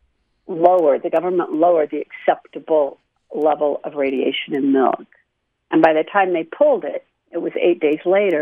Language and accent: English; Salt Lake City, Utah, United States; I grew up in Salt Lake on the rim of Parley's Canyon